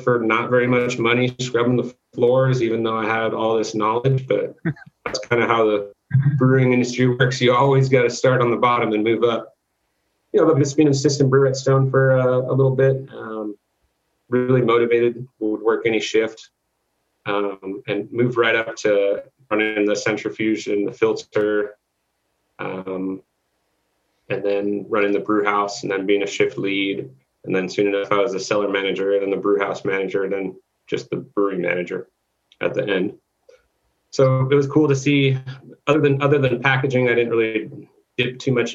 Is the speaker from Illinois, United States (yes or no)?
no; Thousand Oaks, California, United States; also born or lived in Newbury Park; my hometown? And he didn't know I was from there